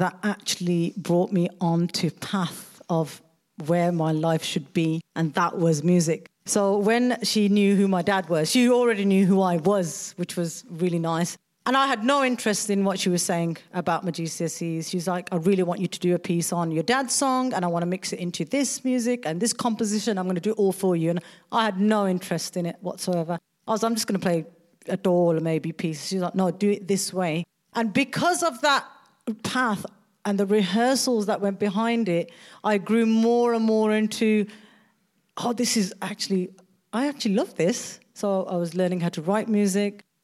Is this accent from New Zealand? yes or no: no; England, United Kingdom; I was born in England.